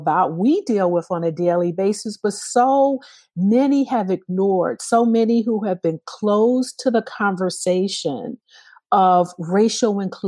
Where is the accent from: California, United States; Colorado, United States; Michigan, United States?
Michigan, United States; Detroit; When I was growing up in Detroit